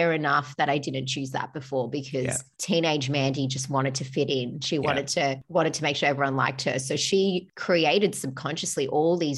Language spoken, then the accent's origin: English; Australia; also born or lived in Melbourne; I'm Australian. I'm proud to be Australian.